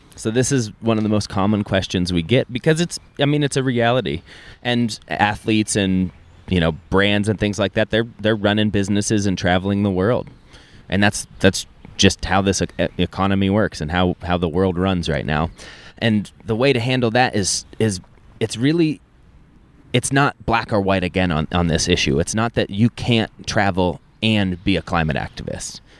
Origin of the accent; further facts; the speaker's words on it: Keystone, Colorado, United States; I grew up in Keystone, Colorado